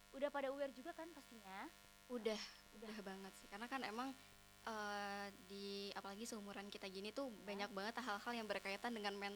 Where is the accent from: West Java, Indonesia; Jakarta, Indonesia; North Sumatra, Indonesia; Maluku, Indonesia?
Jakarta, Indonesia; Dan asal dari aku nih dari Jakarta nih Ai.